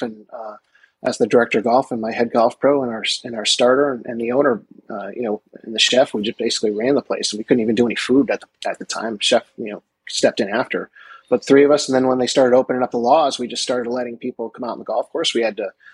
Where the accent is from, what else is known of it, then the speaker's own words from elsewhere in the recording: Westchester, New York, United States; Now I'm from Westchester